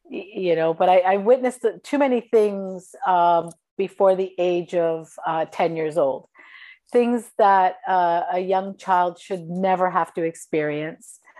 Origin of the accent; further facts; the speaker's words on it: Sicily, Italy; also born or lived in Toronto; So, well, I'm Sicilian. Uh, and so I was born in Toronto, uh, but I lived in uh, Italy, in Sicily, um, on and off until I was nine years old.